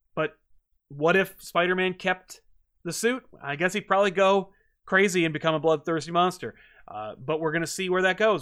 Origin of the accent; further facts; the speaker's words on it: United States; as an American